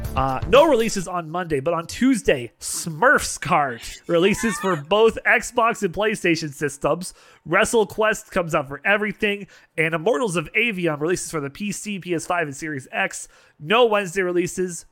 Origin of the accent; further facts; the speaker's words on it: Canada; being Canadian